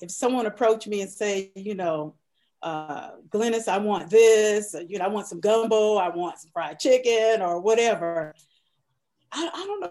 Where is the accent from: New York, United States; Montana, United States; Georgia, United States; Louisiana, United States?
Louisiana, United States; New Orleans; moved away; also born or lived in California; I grew up in New Orleans